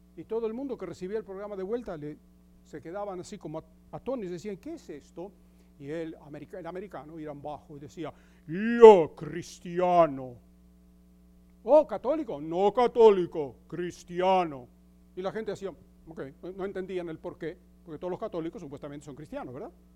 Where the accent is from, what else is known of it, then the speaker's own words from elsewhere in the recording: Argentina; moved away as an adult; also born or lived in Greece; now in United States; Grecia fue mi cuna, la Argentina fue mi escuela y Estados Unidos es mi hogar